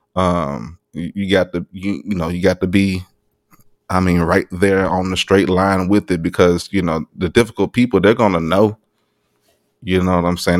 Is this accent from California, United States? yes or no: no; Arkansas, United States; moved away; I'm from Arkansas